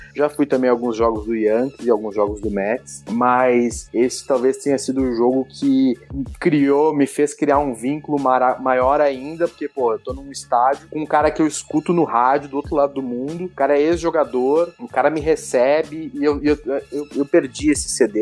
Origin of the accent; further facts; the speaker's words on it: Brazil; sou do do Brasil